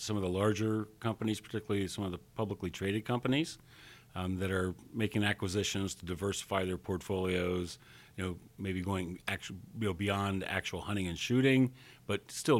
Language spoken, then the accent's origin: English; Pennsylvania, United States; In Pennsylvania.